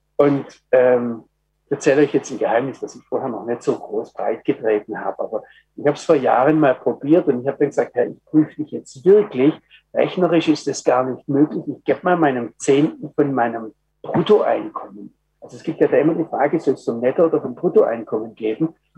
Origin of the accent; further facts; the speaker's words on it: Germany; ich als Deutscher